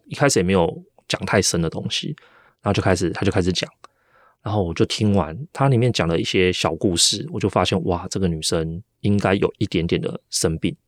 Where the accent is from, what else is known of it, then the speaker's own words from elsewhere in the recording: Taiwan; 我是台湾人